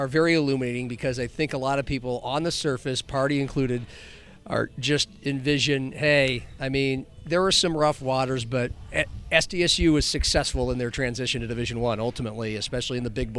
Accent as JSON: {"language": "English", "town": "Omaha", "region": "Nebraska", "country": "United States", "tie": "born or raised there", "moved": "yes", "lives_now": "Sioux Falls, United States", "said": "I grew up in Omaha"}